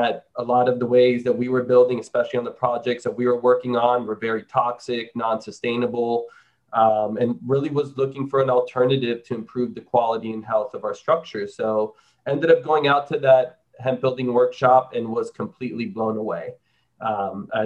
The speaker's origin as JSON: {"language": "English", "town": "Miami", "region": "Florida", "country": "United States", "tie": "born or raised there", "moved": "as an adult", "lives_now": "Austin, United States", "said": "I'm born and raised in Miami, Florida, but I've lived here for 15 years in Austin."}